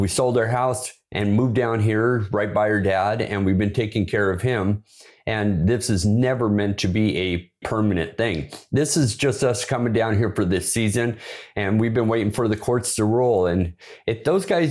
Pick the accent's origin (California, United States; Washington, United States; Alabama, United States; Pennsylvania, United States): Washington, United States; Bremerton; moved away; that's where I was born. I was raised up there in Bremerton